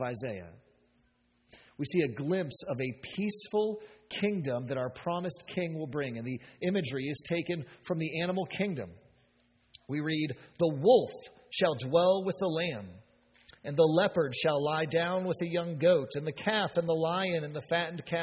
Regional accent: United States; as American as we are

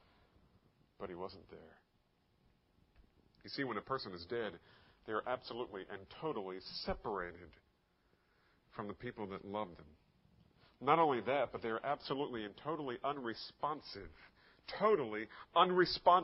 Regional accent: Bordentown, New Jersey, United States; as a child living in Bordentown, New Jersey. Yeah, I grew up there

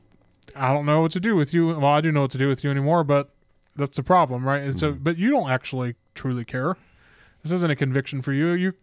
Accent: United Kingdom; So I'm British, you know

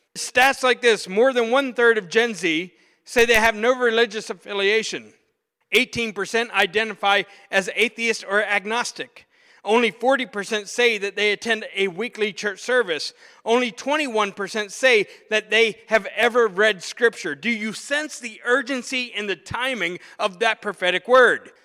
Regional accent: Pittsburgh, Pennsylvania, United States; I'm from Pittsburgh, so I'm a diehard Pittsburgh Steelers fan.

